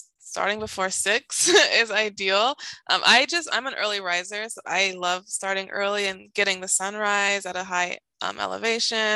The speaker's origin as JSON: {"language": "English", "region": "Ohio", "country": "United States", "tie": "born or raised there", "also_born_or_lived": "Pasadena, California", "moved": "yes", "said": "was born and raised in Ohio"}